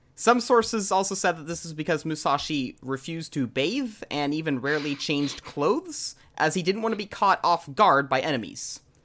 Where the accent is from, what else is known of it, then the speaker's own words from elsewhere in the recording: Texas, United States; I am born and raised in Texas